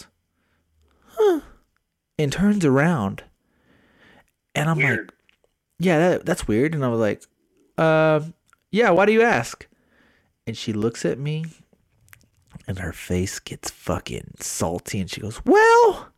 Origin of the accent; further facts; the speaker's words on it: Smithville, Texas, United States; now in San Antonio, United States; I have my Smithville. I have my Smithville roots in me